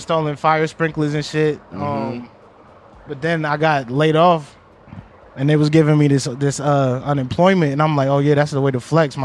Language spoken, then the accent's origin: English; Boston, Massachusetts, United States; moved away as an adult; now in Los Angeles, United States; I grew up in Hyde Park